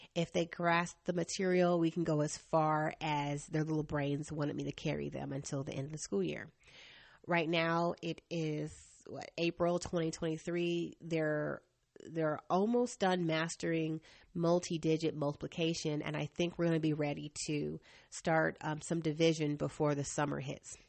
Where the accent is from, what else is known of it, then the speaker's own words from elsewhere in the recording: Asheville, North Carolina, United States; I grew up in Asheville, North Carolina